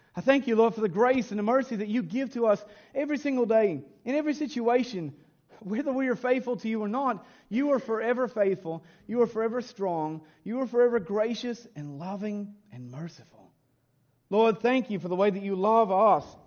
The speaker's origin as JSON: {"language": "English", "region": "Kentucky", "country": "United States", "tie": "born or raised there", "said": "growing up in Kentucky"}